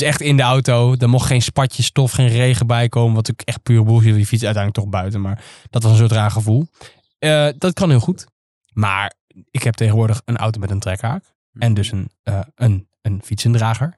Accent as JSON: {"language": "Dutch", "country": "Netherlands", "said": "als Nederlanders"}